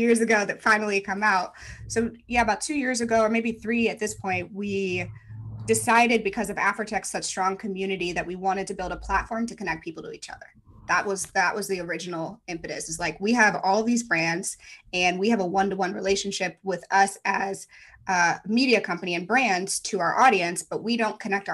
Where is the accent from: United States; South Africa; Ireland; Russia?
United States; St. Louis, Missouri; moved away; I'm from St. Louis, born and bred, never thought I'd leave